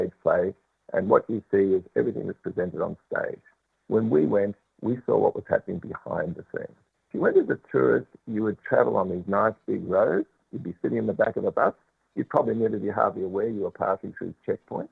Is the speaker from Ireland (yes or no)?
yes; Ireland; now in Australia; being Irish